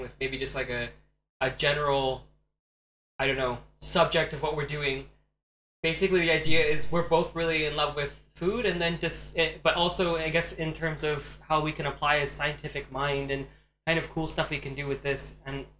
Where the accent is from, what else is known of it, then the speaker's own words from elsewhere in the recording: Florida, United States; moved away as an adult; also born or lived in Tucson, Arizona; now in Germany; I grew up in Florida.